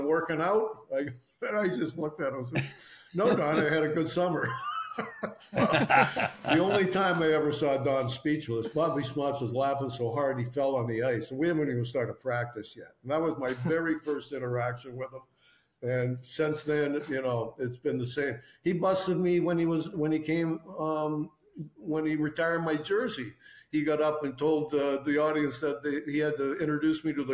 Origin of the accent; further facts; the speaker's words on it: Toronto, Ontario, Canada; moved away as an adult; also born or lived in New York / Boston; I grew up in Toronto